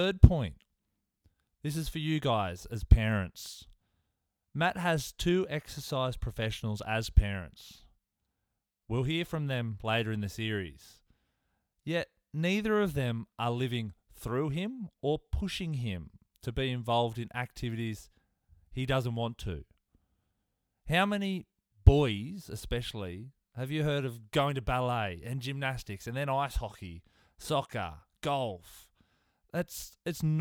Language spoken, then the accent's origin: English; Tamworth, New South Wales, Australia; Somebody I grew up with in Tamworth